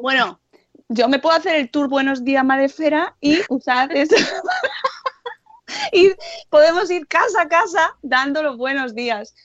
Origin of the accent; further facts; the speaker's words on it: Guijo de Santa Bárbara, Extremadura, Spain; mi pueblo en Cáceres, Guijo de Santa Bárbara